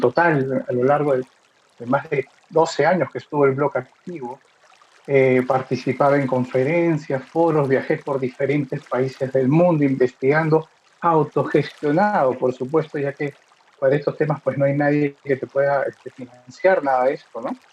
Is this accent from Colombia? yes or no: no; Peru; yo soy de Perú